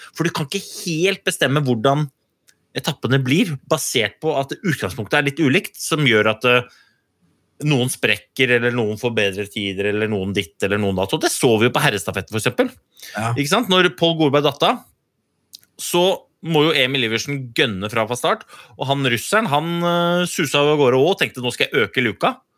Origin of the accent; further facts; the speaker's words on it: Norway; For vi er jo nordmenn